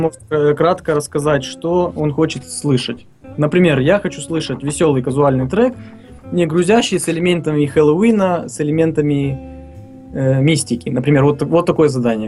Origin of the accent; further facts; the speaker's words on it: Tiraspol, Transnistria, Moldova; Родился я и вырос в Тирасполе, в Приднестровье, фактически Молдова